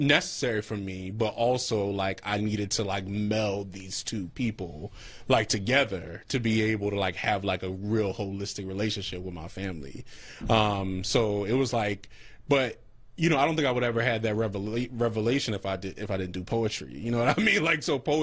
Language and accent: English; Philadelphia, Pennsylvania, United States; I grew up on Knox Street